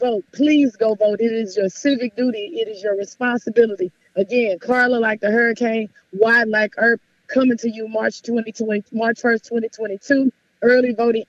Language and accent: English; Houston, Texas, United States; growing up in South Park, Texas at 16 and MLK